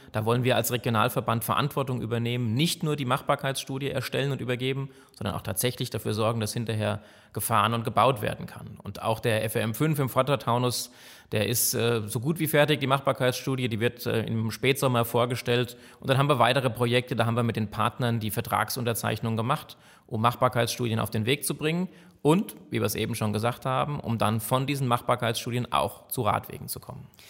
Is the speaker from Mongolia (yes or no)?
no; Frankfurt Rhine-Main region, Hesse, Germany